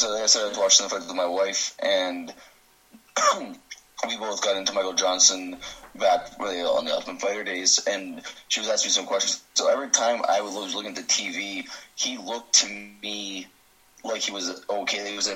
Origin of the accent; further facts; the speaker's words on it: Canada; I'm Canadian.